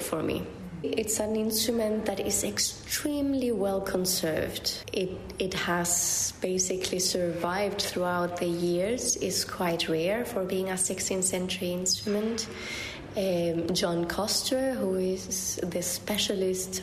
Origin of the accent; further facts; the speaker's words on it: Chile; also born or lived in United States; now in Bologna, Italy; I come originally from Chile